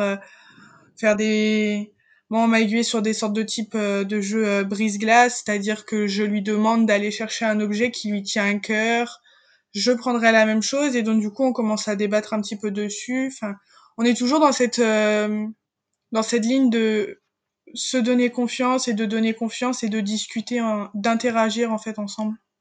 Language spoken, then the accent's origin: French; a small town in Morbihan near Lorient, Brittany, France; moved away as an adult; now in Rennes, France; je viens d'un milieu rural, je viens d'une petite campagne, euh, enfin d'une petite ville du Morbihan près de Lorient